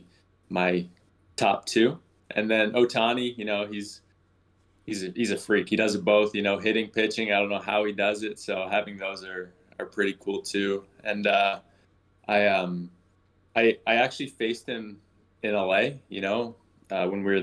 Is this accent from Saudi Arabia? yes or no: no; Markham, Ontario, Canada; also born or lived in United States; I grew up in Markham, so it's just outside of Toronto